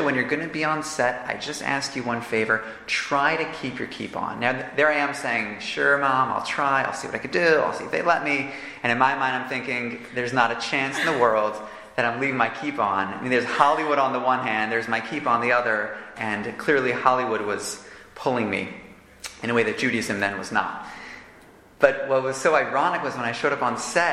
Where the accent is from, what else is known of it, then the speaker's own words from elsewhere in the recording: Toronto, Ontario, Canada; now in Jerusalem, Israel; growing up in Toronto, I could have seemed like an ordinary kid